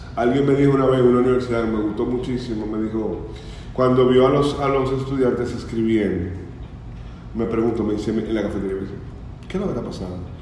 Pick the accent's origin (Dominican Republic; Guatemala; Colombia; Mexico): Dominican Republic; Bonao, Monseñor Nouel; yo soy una persona del Cibao, yo nací en Bonao.